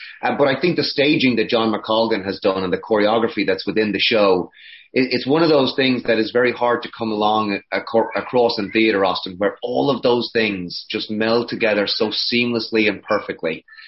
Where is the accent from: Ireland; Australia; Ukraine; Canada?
Ireland; Connacht; now in United States; We immigrated from Ireland to the US